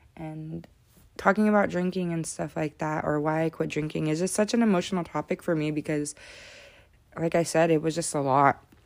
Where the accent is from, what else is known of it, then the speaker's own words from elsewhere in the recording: Modesto, California, United States; I was born and raised in Modesto